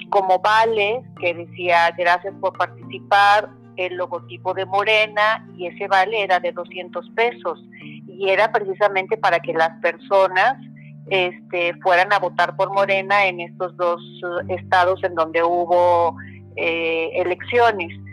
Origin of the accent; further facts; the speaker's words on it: Mexico; los mexicanos nos uniéramos como mexicanos